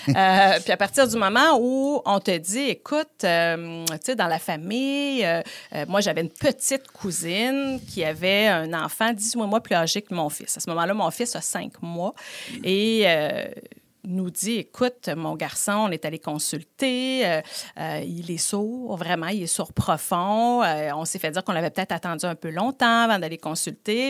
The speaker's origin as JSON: {"language": "French", "town": "Quebec City", "region": "Quebec", "country": "Canada", "tie": "born or raised there", "said": "je suis originaire de Beauport"}